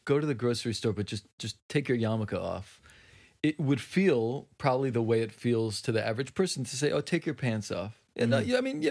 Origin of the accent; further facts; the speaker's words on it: Jerusalem, Jerusalem District, Israel; I grew up in Mattersdorf in Jerusalem.